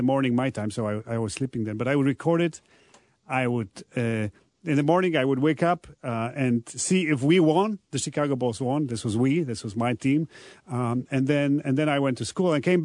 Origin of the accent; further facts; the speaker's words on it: Poland; English is a second language; I am from Poland, so like pretty much everyone over there in the country, I was born into a Catholic family